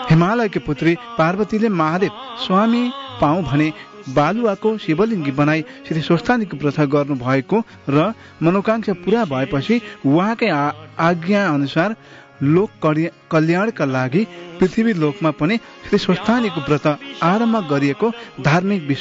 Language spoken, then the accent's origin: Nepali; Nepal; moved away; हामी नेपाली हौँ हिन्दू हौँ